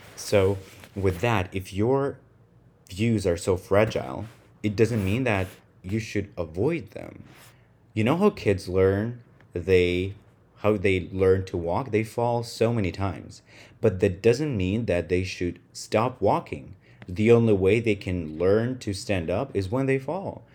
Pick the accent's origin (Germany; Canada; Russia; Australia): Russia; first language Russian; English is a second language; moved away as an adult; now in United States; So, I'm Russian, who right now lives in the United States. So, I spend most of my life with my native language, which is Russian, nineteen plus years.